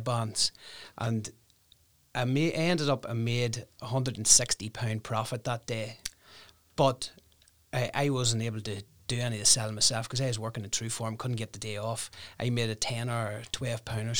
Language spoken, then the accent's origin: English; Newry, Northern Ireland, United Kingdom; I'm a Newry man. Born and raised in Newry in Greenfield Park.